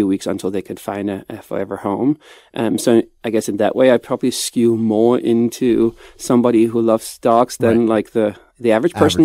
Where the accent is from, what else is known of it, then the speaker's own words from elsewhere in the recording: Copenhagen, Capital Region of Denmark, Denmark; I'm from Copenhagen